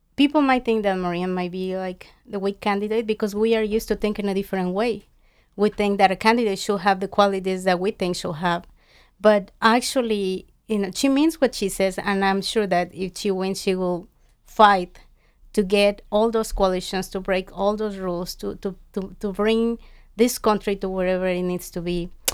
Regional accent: Mexico; moved away; I grew up in Mexico

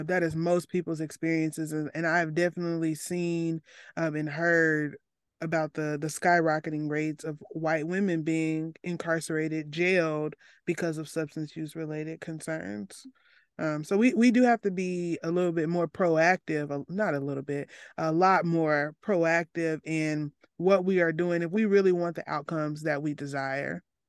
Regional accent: Arkansas, United States; I come from Arkansas, a place with the highest incarcer-, w, at least top five highest incarceration rates

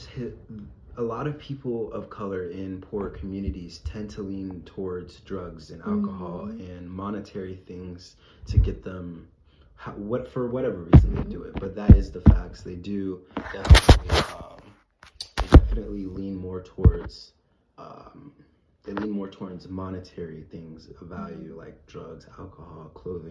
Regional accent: Tampa, Florida, United States; I'm from Tampa

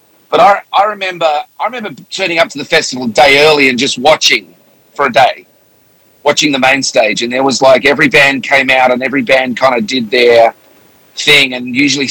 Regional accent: Melbourne, Victoria, Australia; moved away as an adult; also born or lived in England / Sydney; now in United States; I was born in England, and when I was 7, we moved to Australia

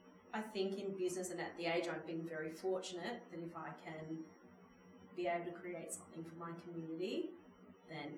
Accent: Mount Gambier, South Australia, Australia; moved away as an adult; my hometown

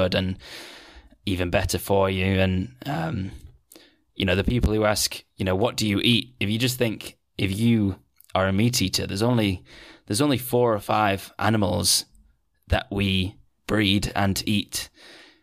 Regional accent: Manchester, North West England, United Kingdom; moved away as an adult; now in Netherlands; I'm from Manchester

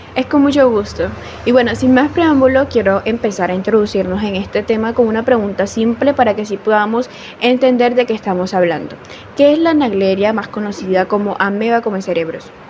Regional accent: Córdoba, Colombia; soy de Córdoba, Colombia

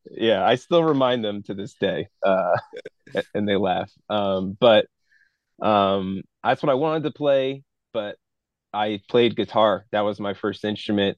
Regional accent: United States; growing up in the American culture

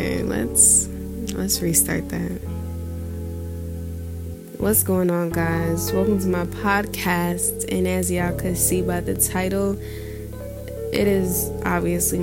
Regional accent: New York, United States; I grew up in New York

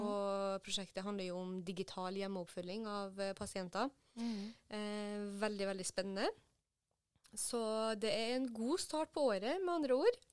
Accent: Trondheim, Trøndelag, Norway; moved away as an adult; now in Oslo, Norway; hjemme i Trondheim

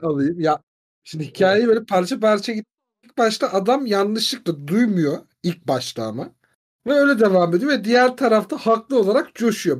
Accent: Turkey; biz Türk'üz

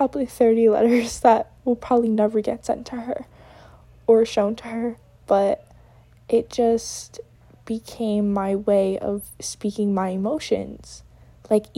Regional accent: New York, United States; moved away as an adult; now in Connecticut, United States; I'm from New York, but I do go to school in Connecticut, and I'm out of state

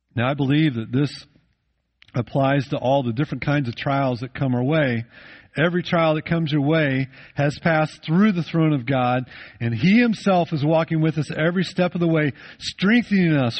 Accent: United States; I grew up in the United States of America

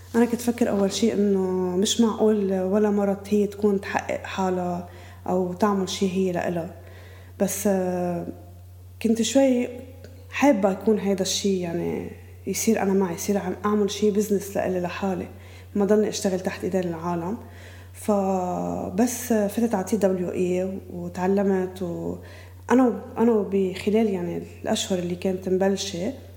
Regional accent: Beqaa, Lebanon; moved away as an adult; also born or lived in Bqaa Kafra; now in Byblos, Lebanon; أنا من البقاع مجوزة على بقاع كفرة عندي أربع أولاد آه، قاعدة بجبال

